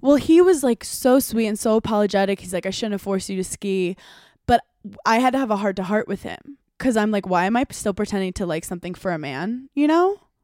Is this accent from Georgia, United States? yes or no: no; New York, United States; as a New Yorker